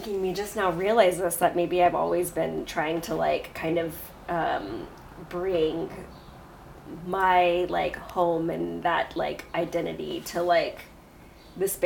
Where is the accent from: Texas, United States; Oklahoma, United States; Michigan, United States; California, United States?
Oklahoma, United States; Stillwater; also born or lived in Portland, Oregon; now in New York, United States; I grew up in Oklahoma, so like Indian territory, but I grew up in a college town, Stillwater, Oklahoma